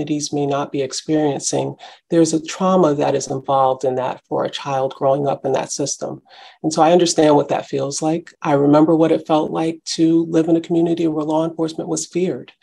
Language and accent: English; New Haven, Connecticut, United States; also born or lived in Washington, D.C.; I grew up in New Haven, yes, in the heart of New Hallville in the 70s, 80s, and early 90s